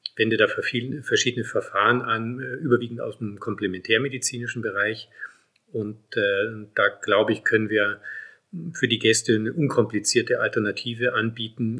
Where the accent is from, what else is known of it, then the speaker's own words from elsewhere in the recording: Munich, Bavaria, Germany; moved away as an adult; also born or lived in South Tyrol, Italy; now in Bolzano, Italy; Ich komme ja ursprünglich aus München. Man hört ja auch im Verhältnis zu meiner Frau, dass ich keinen Südtiroler Dialekt habe und habe ihn auch nicht angenommen